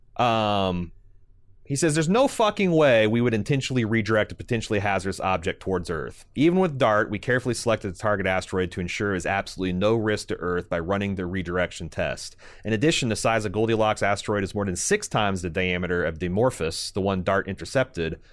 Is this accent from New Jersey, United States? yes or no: no; Indiana, United States; I'm from Indiana, and they all talk about the corn, but in, in, in my hometown, it was, it was beans